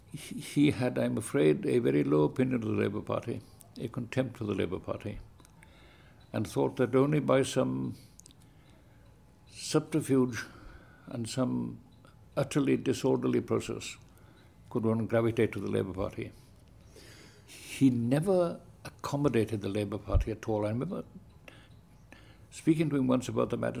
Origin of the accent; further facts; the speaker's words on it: Aberystwyth, Wales, United Kingdom; I was born in Aberystwyth